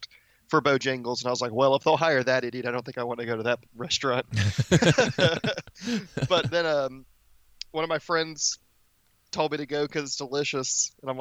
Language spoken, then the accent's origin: English; Alabama, United States; I'm from Alabama